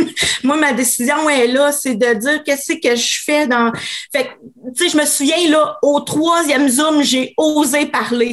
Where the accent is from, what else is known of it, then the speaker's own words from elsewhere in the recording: Quebec City, Quebec, Canada; je suis une fille euh, de Québec, 39 ans